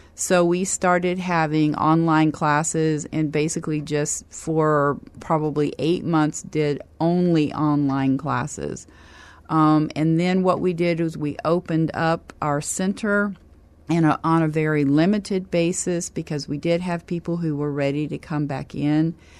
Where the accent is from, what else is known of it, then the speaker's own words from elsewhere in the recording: Kansas, United States; also born or lived in Oklahoma; now in San Antonio, United States; I'm originally from Kansas